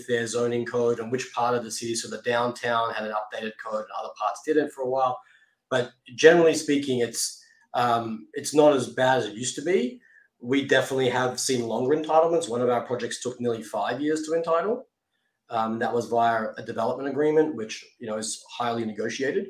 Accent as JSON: {"language": "English", "town": "Sydney", "region": "New South Wales", "country": "Australia", "tie": "born or raised there", "also_born_or_lived": "Asia / New York", "moved": "as an adult", "lives_now": "Los Angeles, United States", "said": "grew up in Sydney, great city to be a kid and great place to grow up"}